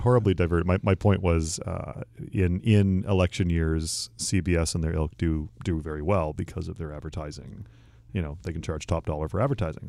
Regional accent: Canada; moved away

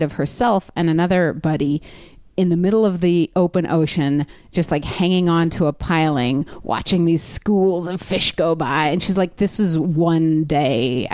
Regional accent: Los Angeles, California, United States; LA where I lived

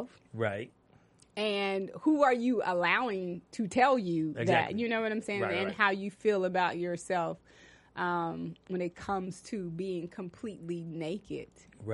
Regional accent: Texas, United States; now in California, United States; I'm from Texas

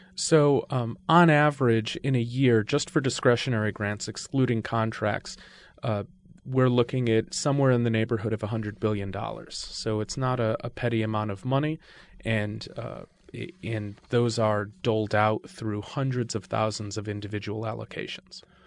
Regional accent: Connecticut, United States; I grew up in Connecticut.

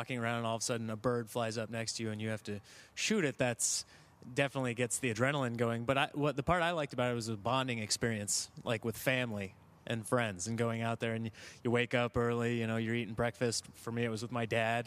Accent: Nebraska, United States; now in Los Angeles, United States; I grew up in the Midwest, Nebraska, and grew up hunting

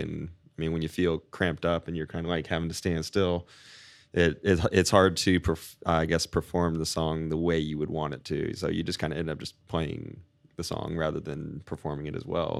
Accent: Winter Haven, Florida, United States; moved away as an adult; now in St. Petersburg, United States; I grew up in Winter Haven

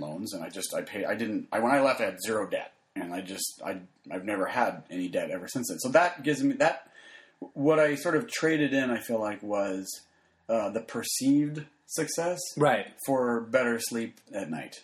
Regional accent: Phoenix, Arizona, United States; I grew up in Arizona.

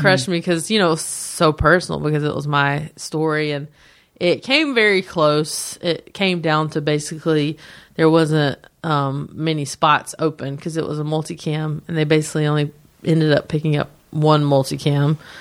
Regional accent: a town near Charlotte, North Carolina, United States; accent: thick; moved away as an adult; now in Los Angeles, United States; my hometown's great

